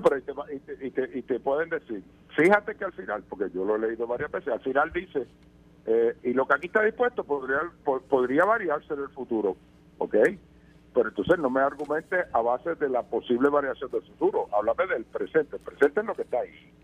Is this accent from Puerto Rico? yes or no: yes; Puerto Rico; por la que tú y yo nacimos, eh, que nos hace ciudadanos americanos por nacer en Puerto Rico